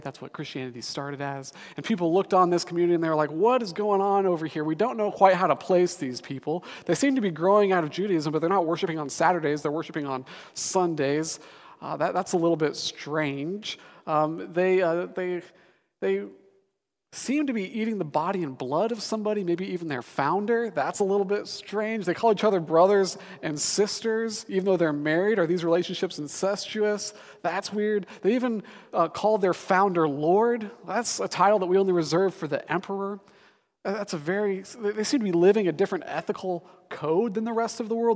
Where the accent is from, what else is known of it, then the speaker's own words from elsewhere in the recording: Denver, Colorado, United States; moved away as an adult; now in Seattle, United States; I'm actually from Denver, Colorado